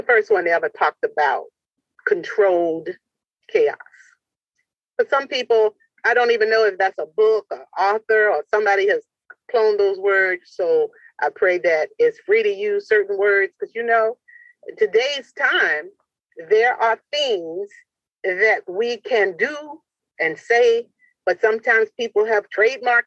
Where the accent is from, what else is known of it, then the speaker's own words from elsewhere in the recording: Portsmouth, Virginia, United States; I'm dedicating it to my hometown, Portsmouth, Virginia